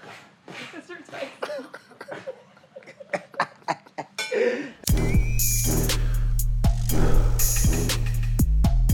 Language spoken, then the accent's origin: English; New York City, New York, United States; I was born in Brooklyn